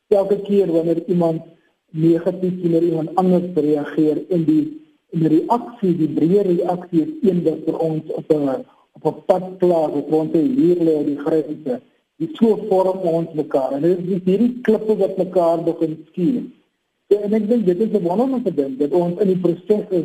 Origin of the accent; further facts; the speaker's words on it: South Africa; dat ons as Afrikaners uit daardie diversiteit eh, 'n uh, groter binding kan vind